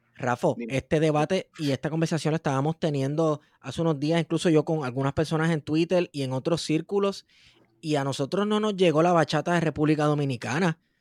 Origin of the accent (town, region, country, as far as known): Puerto Rico